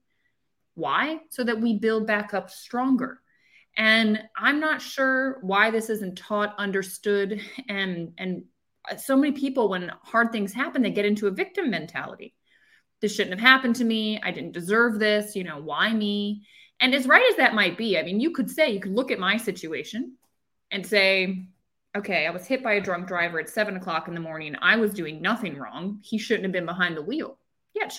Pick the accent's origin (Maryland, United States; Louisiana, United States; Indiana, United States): Maryland, United States; Annapolis; also born or lived in Charlottesville, Virginia; So I grew up in Maryland. I grew up right outside of Annapolis, Maryland